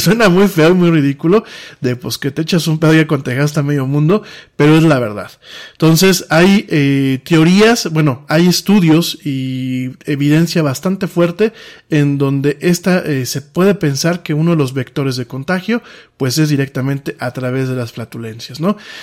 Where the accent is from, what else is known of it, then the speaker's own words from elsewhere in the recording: Mexico; aquí en mi país